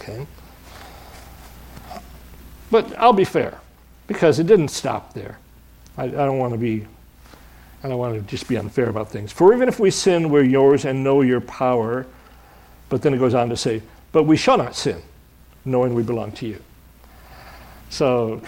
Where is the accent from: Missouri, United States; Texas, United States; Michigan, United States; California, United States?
Michigan, United States; I was raised in Michigan